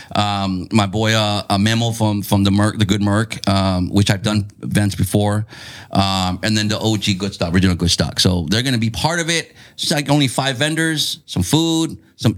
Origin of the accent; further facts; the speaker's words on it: Chula Vista, California, United States; I grew up in Otay, like Castle Park